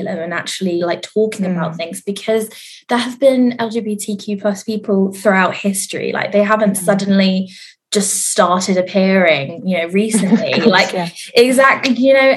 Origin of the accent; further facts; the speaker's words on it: Reading, South East England, United Kingdom; I'm from Reading originally, which is in the area where it's very conservative